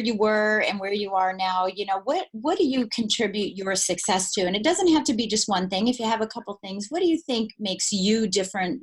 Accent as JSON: {"language": "English", "town": "Colorado Springs", "region": "Colorado", "country": "United States", "said": "I'm from Colorado Springs and our altitude is higher."}